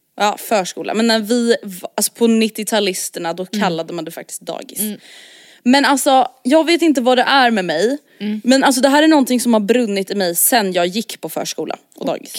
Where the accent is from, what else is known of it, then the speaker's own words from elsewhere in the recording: Stockholm, Stockholm County, Sweden; accent: stockholmska; som stockholmare